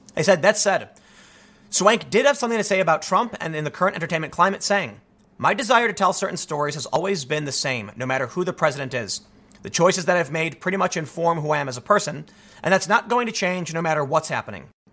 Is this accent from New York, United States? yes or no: no; Chicago, Illinois, United States; I'm from Chicago